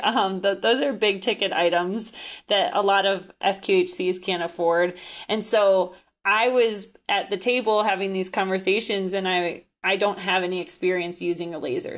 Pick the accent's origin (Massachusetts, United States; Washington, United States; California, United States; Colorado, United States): Colorado, United States; I'm from Colorado